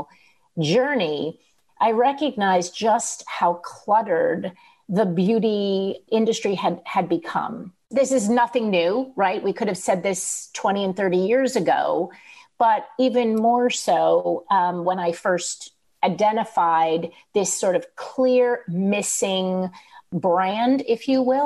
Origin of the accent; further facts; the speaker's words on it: East Coast, United States; moved away; also born or lived in Manhattan; I'm originally from the East Coast